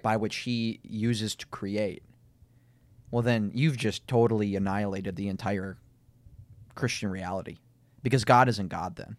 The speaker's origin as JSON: {"language": "English", "region": "Minnesota", "country": "United States", "accent": "Minnesotan", "said": "my Minnesotan accent"}